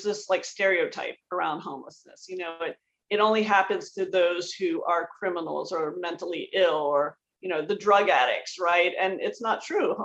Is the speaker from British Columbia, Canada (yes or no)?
no; Toronto, Ontario, Canada; I grew up in Toronto, Canada